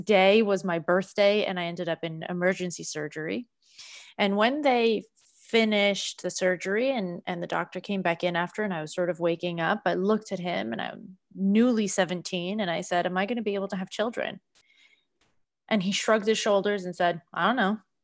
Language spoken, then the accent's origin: English; Boston, Massachusetts, United States; moved away; I'm from Boston originally